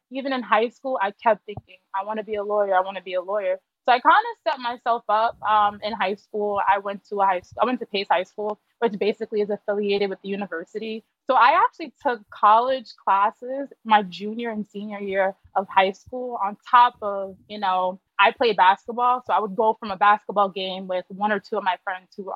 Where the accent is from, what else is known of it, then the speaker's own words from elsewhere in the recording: New York City, New York, United States; I'm from Harlem specifically